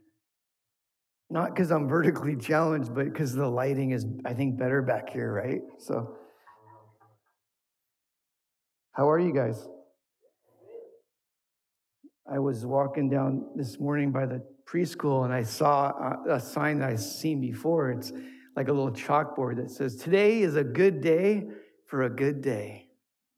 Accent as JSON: {"language": "English", "town": "Thousand Oaks", "region": "California", "country": "United States", "tie": "born or raised there", "said": "I grew up in Thousand Oaks"}